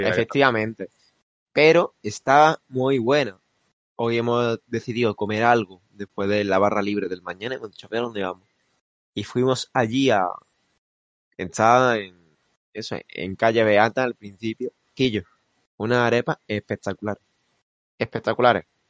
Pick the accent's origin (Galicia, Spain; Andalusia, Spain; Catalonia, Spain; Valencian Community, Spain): Andalusia, Spain; Málaga; como decimos aquí en Málaga